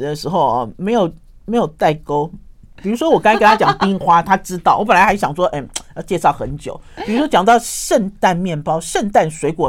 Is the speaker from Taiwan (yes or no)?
no; Shandong, China; 因为我们是山东人哦，山东人过年一定要枣馍馍